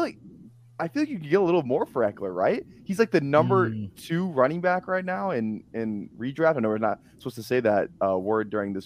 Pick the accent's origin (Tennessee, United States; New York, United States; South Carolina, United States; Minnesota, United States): Minnesota, United States; I'm from Minnesota. Like, I watched him beat Penn State, and it was a huge game.